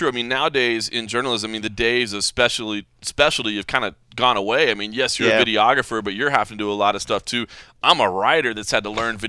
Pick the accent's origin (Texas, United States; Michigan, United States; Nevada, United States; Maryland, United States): Texas, United States; Dallas; now in Las Vegas, United States; Dallas, Texas is my hometown.